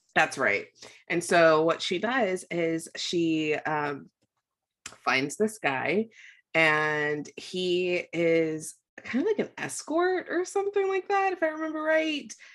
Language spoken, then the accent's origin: English; United States; I'm an American